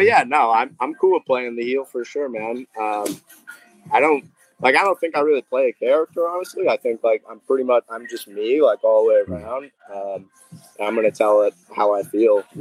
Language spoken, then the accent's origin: English; Boston area, New England, Massachusetts, United States; born or raised there